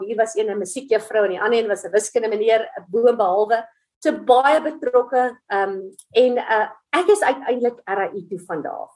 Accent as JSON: {"language": "Afrikaans", "town": "Middelburg", "region": "Mpumalanga", "country": "South Africa", "tie": "born or raised there", "said": "So ek is 'n Middelburg kind. Ek het in Platteland groot geword, Middelburg Hoërskool gematrikuleer."}